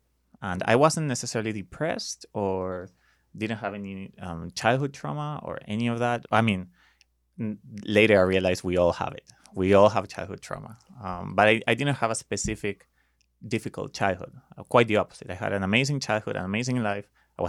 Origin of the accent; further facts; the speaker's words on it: Buenos Aires, Argentina; English is a second language; moved away as an adult; now in United States; So, I lived there until I was 23. And then eventually, 10 years ago, I moved here because of a woman.